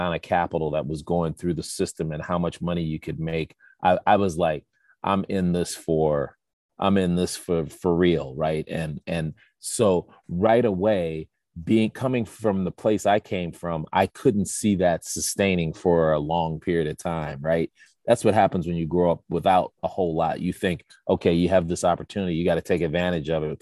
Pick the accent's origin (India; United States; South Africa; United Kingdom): United States; Chicago, Illinois; I'm again from the South Side of Chicago, two parents who didn't go to college